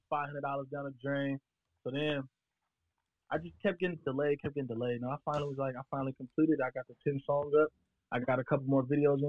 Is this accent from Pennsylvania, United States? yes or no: yes; Pittsburgh, Pennsylvania, United States; I'm from Pittsburgh, so it's already not heavy out here